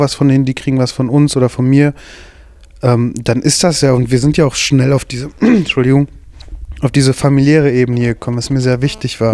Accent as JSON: {"language": "German", "town": "Bottrop", "region": "North Rhine-Westphalia", "country": "Germany", "said": "von der Schule mit dem schlechtesten Ruf in Bottrop"}